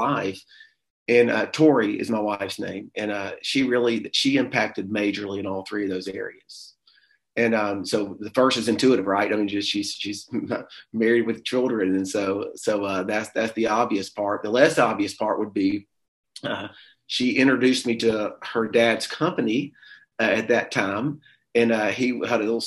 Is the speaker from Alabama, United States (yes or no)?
yes; Pinson, Alabama, United States; I grew up in the Birmingham area, a little small rural town called Pinson, Alabama